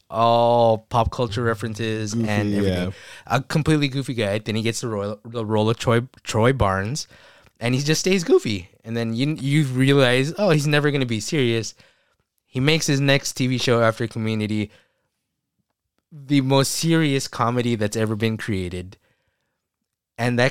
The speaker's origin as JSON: {"language": "English", "country": "Philippines", "said": "We're Filipino"}